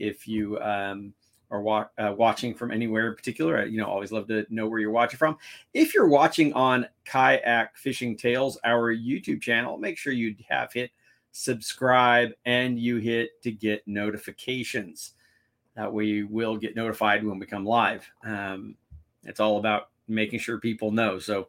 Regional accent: San Diego, California, United States; we are in my hometown. We are in San Diego.

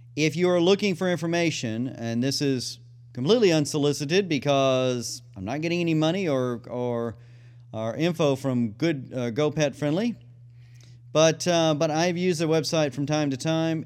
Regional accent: McGregor, Texas, United States; moved away; McGregor, Texas, the Waco Agility Group, my hometown.

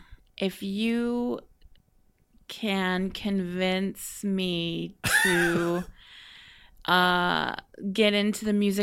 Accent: Vancouver, British Columbia, Canada; Well, I love Vancouver. Vancouver is my hometown.

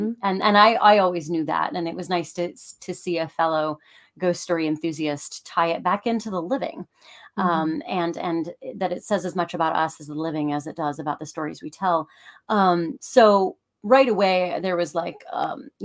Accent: Cincinnati, Ohio, United States; now in New York, United States; Got to do the hometown proud

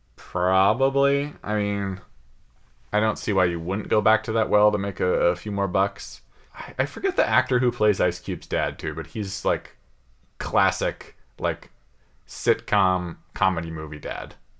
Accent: Seattle, Washington, United States; growing up in West Seattle.

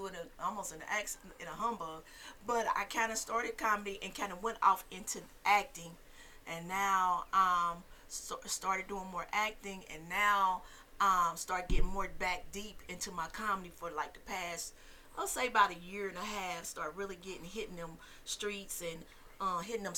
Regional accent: Indianapolis, Indiana, United States; I'm from Indianapolis. Indianapolis, Indiana, Naptown. Yep. Matter of fact, grew up in the same neighborhood

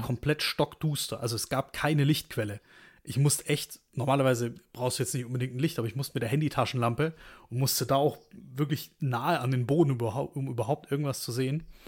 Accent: Stuttgart, Baden-Württemberg, Germany; moved away; aufgewachsen eben in Stuttgart

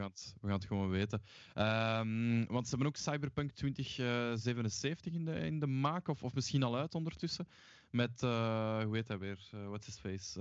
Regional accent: Mechelen, Flanders, Belgium; moved away; ik ben oorspronkelijk van Mechelen

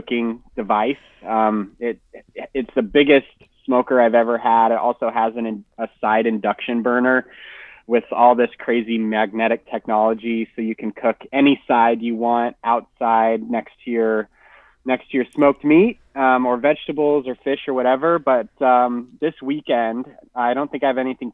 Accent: Salt Lake City, Utah, United States; also born or lived in Los Angeles area, California; now in Southern California, United States; I'm from Salt Lake City, Utah.

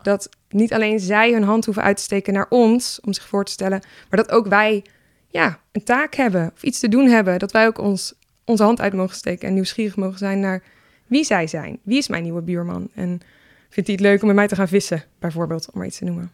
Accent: Leiderdorp, South Holland, Netherlands; also born or lived in Nijmegen; now in Utrecht, Netherlands; Ik ben geboren in Leiden-dorp.

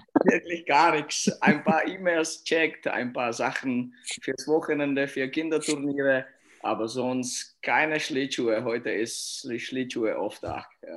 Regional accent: Litvínov, Ústí nad Labem Region, Czechia; German is a second language; moved away as an adult; Ich bin da in Litwinow aufgewachsen und äh, auch geboren hier

